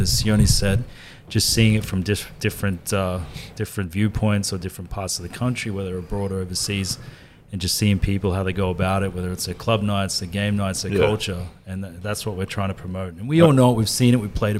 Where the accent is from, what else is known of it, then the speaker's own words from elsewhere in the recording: Wales, United Kingdom; accent: Welsh; That was a mildly Welsh. I'm from the Valleys.